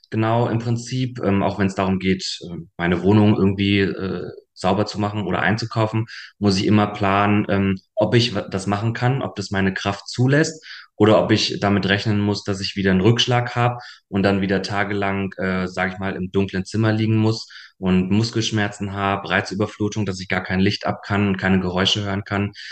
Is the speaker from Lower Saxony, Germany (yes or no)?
yes; Hanover, Lower Saxony, Germany; also born or lived in Munich; now in Berlin, Germany; knapp zweieinhalb Jahren in Berlin und habe vorher sieben Jahre in München gewohnt und ursprünglich bin ich aus Hannover.